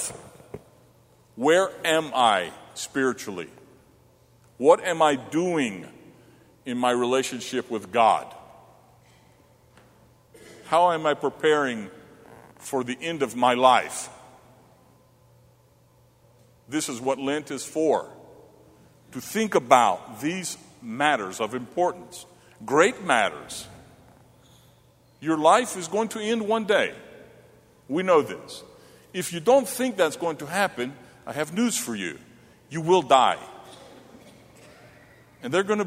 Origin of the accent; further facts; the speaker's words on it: Charlotte, North Carolina, United States; now in Johnstown, United States; growing up in Charlotte, at the age of 6